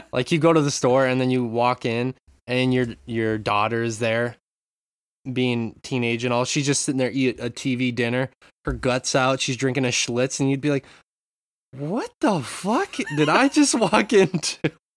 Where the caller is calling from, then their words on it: Japan; I'm calling in from Japan